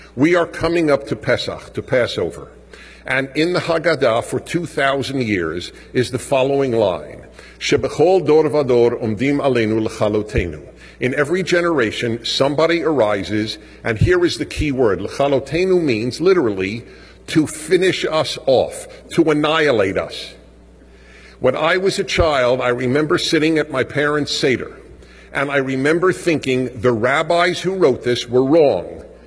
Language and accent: English; United States; As an American Jew